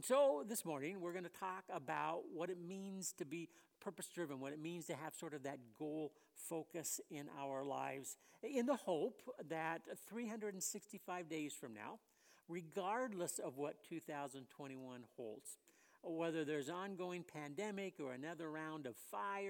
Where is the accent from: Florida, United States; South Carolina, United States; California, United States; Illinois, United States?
California, United States; West Covina; moved away; I grew up in the Southern California area